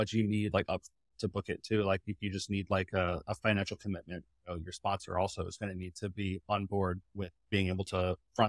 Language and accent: English; Midwest, United States; remember, I came from the Midwest.